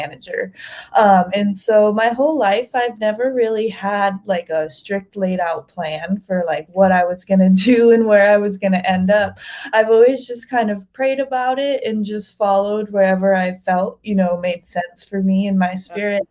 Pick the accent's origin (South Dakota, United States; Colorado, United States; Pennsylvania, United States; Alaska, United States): South Dakota, United States; moved away as an adult; now in Eureka, United States; I was born and raised in South Dakota and moved out to the West Coast for graduate school. I'm now living in Eureka, California